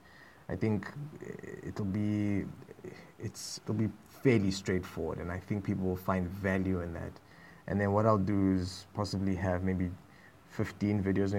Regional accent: South Africa

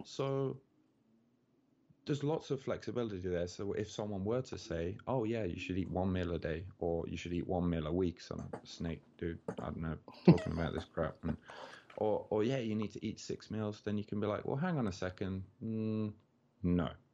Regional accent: Birmingham, West Midlands, United Kingdom; moved away as an adult; now in Tokyo, Japan; I'm from Birmingham in England, which is the second biggest city.

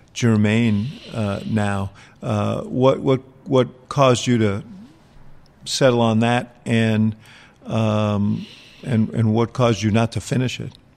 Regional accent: New York City, New York, United States; moved away; also born or lived in Chicago; grew up in New York City

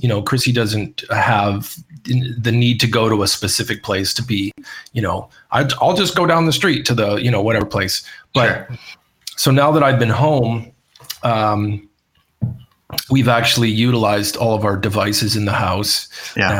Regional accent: Canada; moved away; when I was in Canada last year for a little bit in my hometown

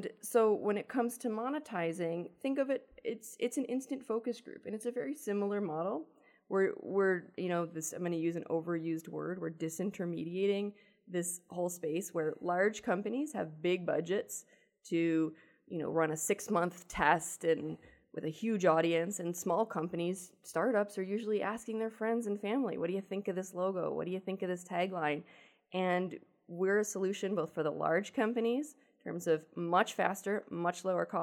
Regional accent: Buffalo, New York, United States; I'm from Buffalo

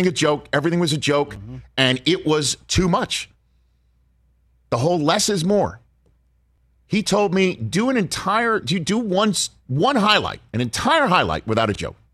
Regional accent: New York, United States; I'm from New York

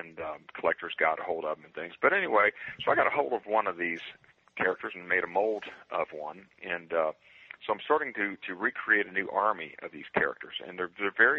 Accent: Waynesboro, Virginia, United States; a small Virginia town called Waynesboro, happens to be my hometown

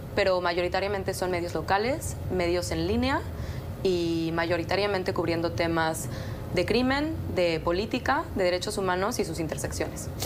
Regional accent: Mexico; como mexicana crecí escuchando al Chapo

